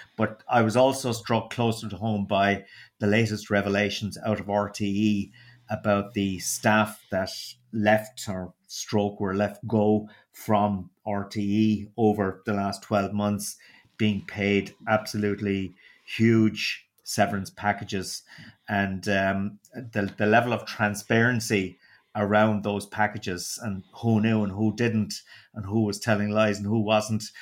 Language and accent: English; Waterford, Munster, Ireland; accent: Waterford; my dulcet Waterford accent